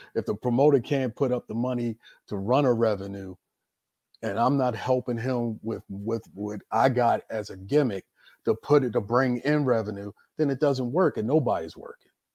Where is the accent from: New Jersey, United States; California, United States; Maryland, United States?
Maryland, United States; Baltimore; I was born and raised in Baltimore, Maryland